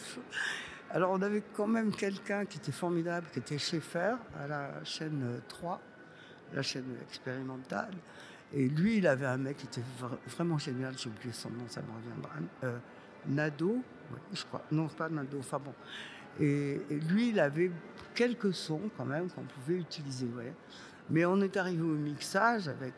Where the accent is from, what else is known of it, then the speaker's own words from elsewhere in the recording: Montpellier, Occitania, France; moved away; also born or lived in Boulogne-Billancourt; on était de Montpellier, on parlait avec un accent énorme.